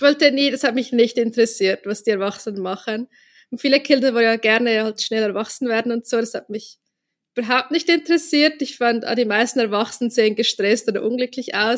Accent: Zurich, Switzerland; in einem Vorbereitungskurs für die Kunsthochschule bei uns in Zürich

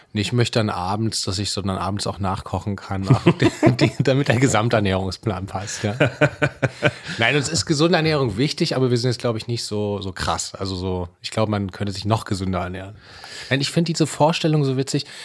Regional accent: Leipzig, Saxony, Germany; moved away; also born or lived in Berlin; ich komme aus Leipzig

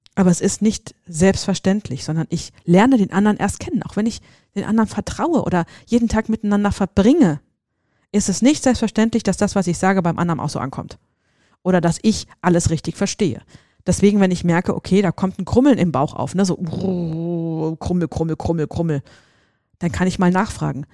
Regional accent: Seligenstadt, Hesse, Germany; wo ich herkomme, hier in, in, in Hessen, in Seligenstadt

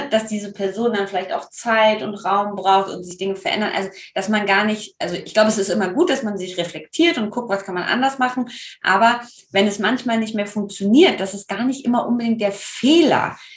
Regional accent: Rhineland, Germany; ich komme ja aus dem Rheinland, also ich würde in einer karnevalistischen Verkleidung auftauchen und gar nicht Oktoberfest adäquat.

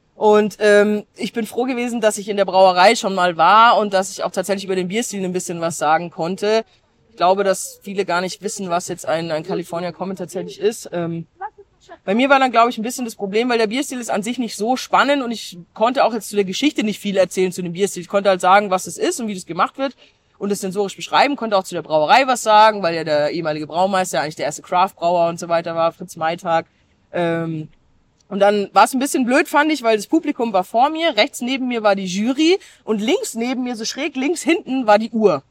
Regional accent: Germany; bei uns in Deutschland

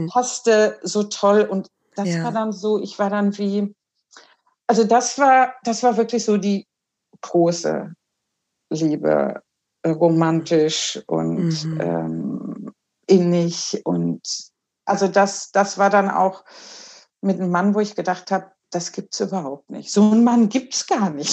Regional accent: Germany; now in Uppsala, Sweden; so bin ich und meine Schwester, wir sind dann in, in Deutschland geboren und aufgewachsen mit einer schwedischen Mutter und einem deutschen Vater

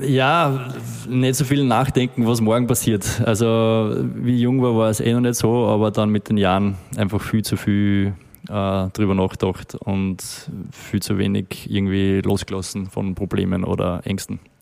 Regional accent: Steyr, Upper Austria, Austria; now in Vienna, Austria; ich bin aus Steyr

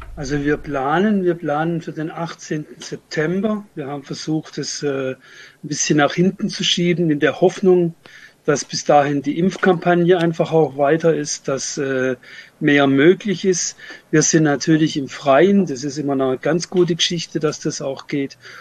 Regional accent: Freiburg, Baden-Württemberg, Germany; ich komme aus Freiburg

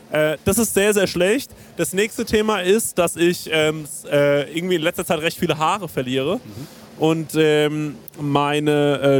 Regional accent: Ingelheim, Rhineland-Palatinate, Germany; nee, nee, ich komme äh, aus Ingelheim, wo ihr äh, bei eurem anderen Podcast die Francesco-Pizza-Folge gedreht habt.

